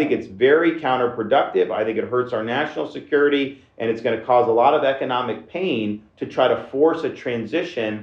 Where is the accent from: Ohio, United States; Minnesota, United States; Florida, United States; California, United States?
Florida, United States; Dunedin; I never experienced any environment growing up in Dunedin, Florida